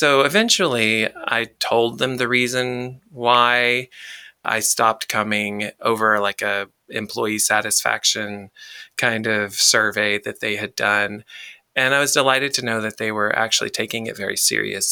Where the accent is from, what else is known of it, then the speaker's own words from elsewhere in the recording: the South, United States; I'm from the South